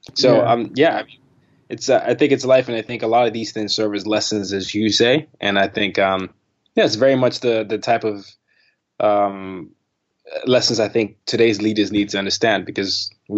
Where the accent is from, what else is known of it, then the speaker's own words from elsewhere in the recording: Nigeria; also born or lived in Sweden / Burkina Faso / Vietnam; Nigeria, I was born in Nigeria. I did middle school and high school there. I did elementary and high school there. I did my middle school in Burkina Faso.